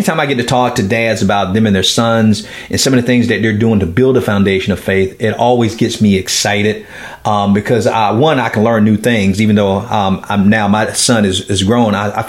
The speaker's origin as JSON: {"language": "English", "town": "Miami", "region": "Florida", "country": "United States", "tie": "born or raised there", "said": "I'm from the hood in Miami, Florida. I grew up in Liberty City, Miami."}